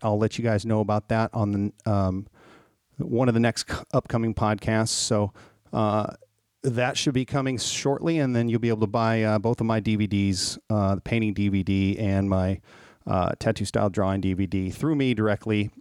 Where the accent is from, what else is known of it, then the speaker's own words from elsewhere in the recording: Minnesota, United States; moved away; I grew up in Minnesota